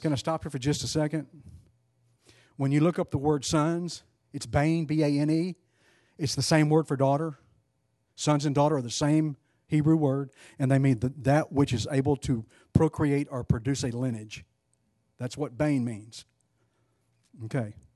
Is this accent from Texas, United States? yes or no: yes; East Texas, United States; I'm from East Texas.